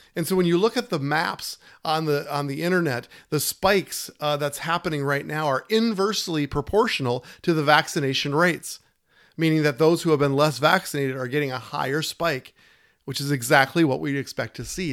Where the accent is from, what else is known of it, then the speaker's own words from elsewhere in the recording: Minnesota, United States; my home state of Minnesota